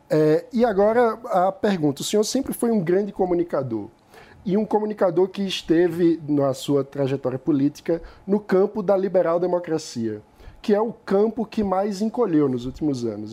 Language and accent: Portuguese; Brazil